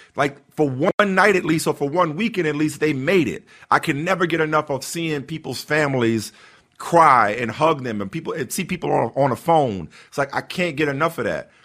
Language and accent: English; New Orleans, Louisiana, United States; as a kid, uh, growing up in New Orleans